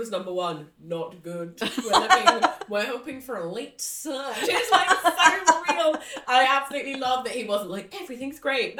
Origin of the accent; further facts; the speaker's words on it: Watford, East of England, United Kingdom; I'm from Watford.